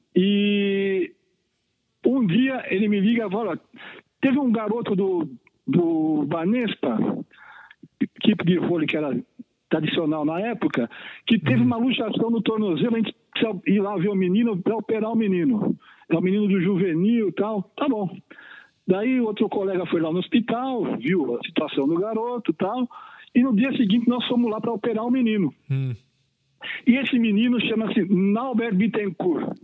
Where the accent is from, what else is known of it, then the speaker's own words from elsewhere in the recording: São Roque, São Paulo, Brazil; quando eu era criança pequena lá em São Roque